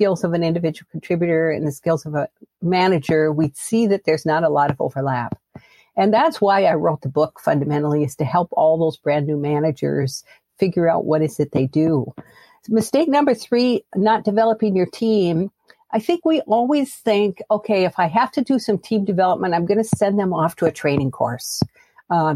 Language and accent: English; United States; I am American, and I have grown up and lived here most of my life, although not all of it